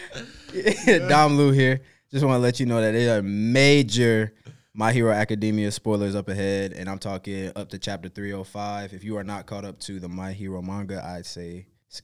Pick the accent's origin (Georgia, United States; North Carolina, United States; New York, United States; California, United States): North Carolina, United States; I'm from North Carolina.